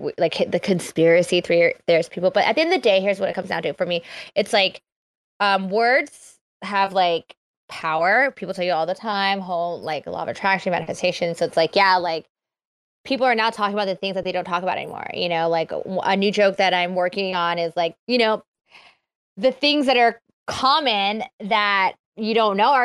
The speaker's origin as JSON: {"language": "English", "country": "Philippines", "said": "I'm Filipino"}